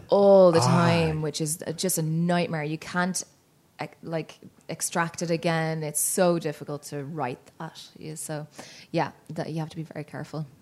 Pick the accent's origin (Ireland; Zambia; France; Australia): Ireland; Dublin, Leinster; moved away as an adult; now in Toronto, Canada; I grew up in Dublin